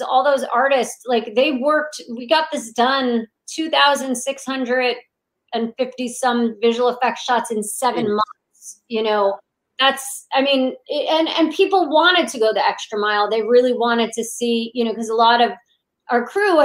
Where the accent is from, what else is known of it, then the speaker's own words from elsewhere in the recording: Monmouth County, New Jersey, United States; Monmouth County, New Jersey.